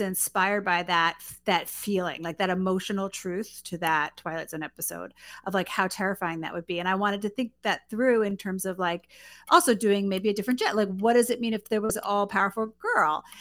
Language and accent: English; New York City, New York, United States; moved away; I'm originally from Queens, New York